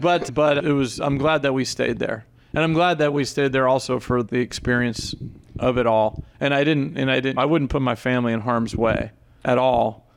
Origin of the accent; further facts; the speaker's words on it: Zephyrhills, Florida, United States; also born or lived in Plattsburgh, New York; growing up in Central Florida